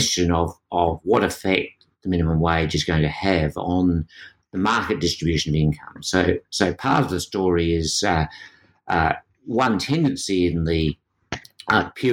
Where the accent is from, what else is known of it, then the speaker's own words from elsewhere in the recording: Australia; being Australian